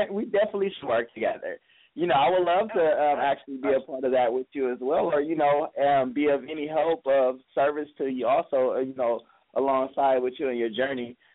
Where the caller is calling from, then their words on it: Los Angeles, California, United States; I'm calling from Hollywood, California